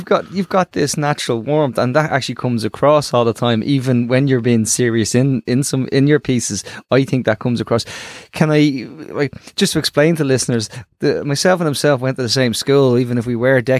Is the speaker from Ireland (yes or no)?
yes; Dublin, Leinster, Ireland; I came from Ballymun